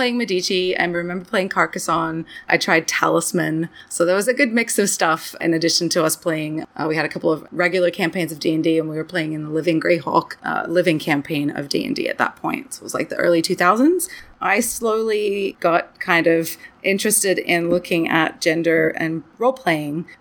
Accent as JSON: {"language": "English", "country": "Australia", "tie": "born or raised there", "also_born_or_lived": "Brisbane, Queensland, Australia", "moved": "as an adult", "lives_now": "Canada", "said": "it was in Australia where I grew up"}